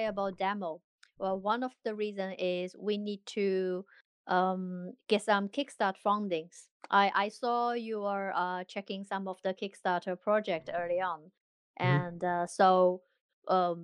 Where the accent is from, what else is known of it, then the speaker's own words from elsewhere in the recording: China; now in London, United Kingdom; we're all from China, but we all scattered around the world at the moment. I am based in London.